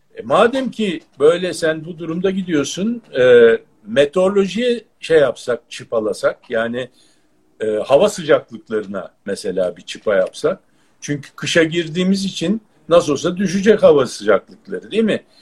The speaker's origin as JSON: {"language": "Turkish", "country": "Turkey", "said": "biz yani Türk'üz"}